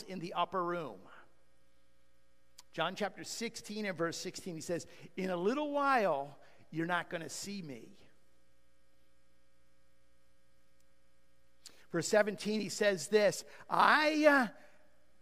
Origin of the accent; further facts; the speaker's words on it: United States; we're American.